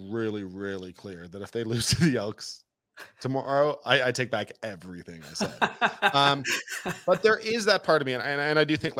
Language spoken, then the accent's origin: English; Toronto, Ontario, Canada; now in Calgary, Canada; I'm from Toronto